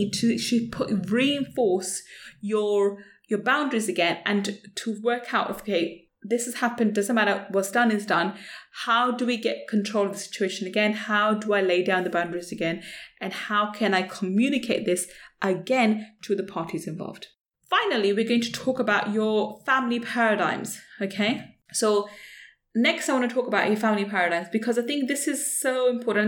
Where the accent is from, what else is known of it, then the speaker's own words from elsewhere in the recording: London, United Kingdom; as a brown Asian woman growing up in London, as a child